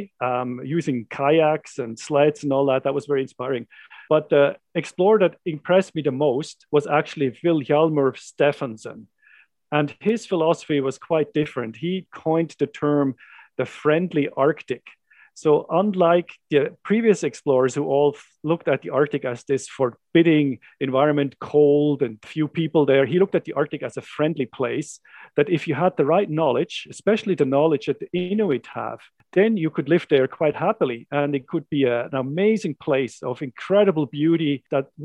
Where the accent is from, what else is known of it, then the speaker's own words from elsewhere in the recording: Switzerland; moved away as an adult; now in Canada; I grew up in the Swiss Jura Mountains